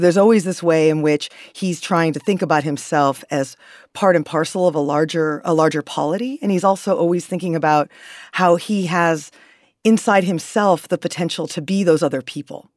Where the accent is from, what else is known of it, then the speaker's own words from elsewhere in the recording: New York City, New York, United States; as a New Yorker